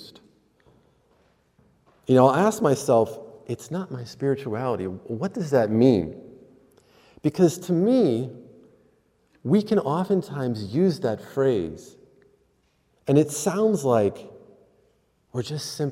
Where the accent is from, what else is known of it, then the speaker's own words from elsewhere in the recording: Pennsylvania, United States; I'm from Pennsylvania